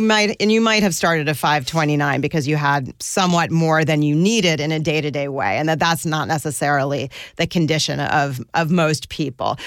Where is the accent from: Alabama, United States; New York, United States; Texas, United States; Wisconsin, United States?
New York, United States; suburbs around; also born or lived in northern New Jersey / Westchester; I grew up, uh, in different suburbs around New York. My dad lived in northern New Jersey and my mom lived in Westchester, and I commuted to the Bronx for school